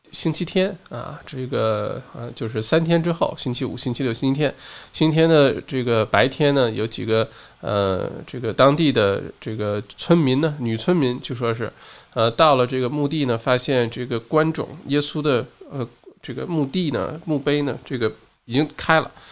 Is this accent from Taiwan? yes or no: no; China; now in Australia; 我小的时候在国内的时候